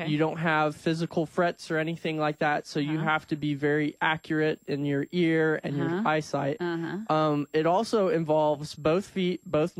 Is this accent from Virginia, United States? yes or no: no; Danville, Illinois, United States; I grew up in Danville.